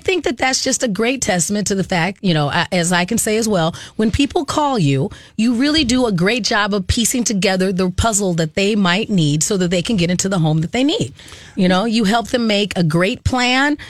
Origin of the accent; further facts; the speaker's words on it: Arizona, United States; moved away; I grew up in Arizona